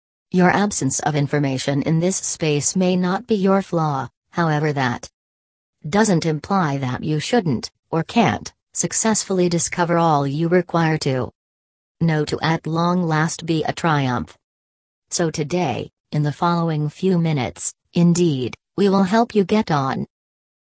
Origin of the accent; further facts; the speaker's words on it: Haiti; now in United States; I am originally from Haiti. I am a U.S. veteran